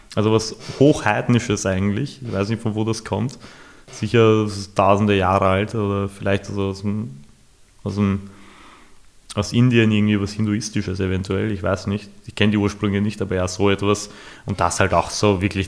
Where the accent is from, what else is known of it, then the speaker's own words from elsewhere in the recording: Vienna, Austria; ich bin im 22. aufgewachsen